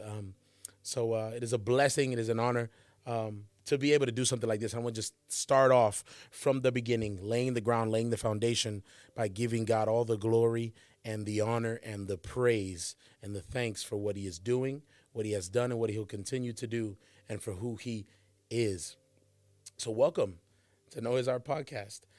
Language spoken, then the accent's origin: English; Charlotte, North Carolina, United States; I'm from Charlotte, North Carolina is where I grew up